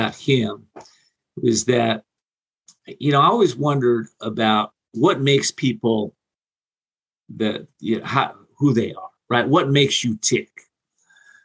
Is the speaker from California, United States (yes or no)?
yes; Whittier, California, United States; Whittier, California is where I grew up. For about 21 years, a little suburb of Los Angeles.